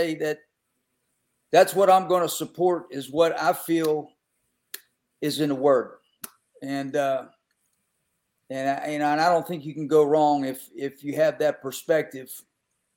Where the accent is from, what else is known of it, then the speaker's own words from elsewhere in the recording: Western Pennsylvania, United States; moved away; I grew up in Western PA